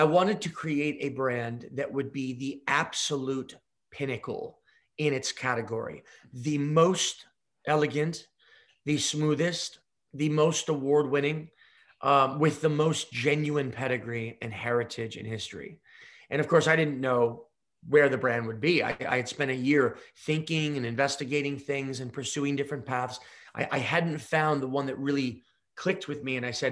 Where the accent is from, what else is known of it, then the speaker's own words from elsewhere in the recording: United States; I'm an American spirits entrepreneur